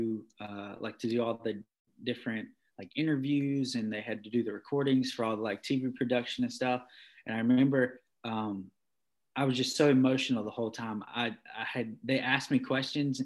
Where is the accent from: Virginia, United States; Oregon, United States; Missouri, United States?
Virginia, United States; Martinsville; also born or lived in North Carolina; I was from Virginia or Martinsville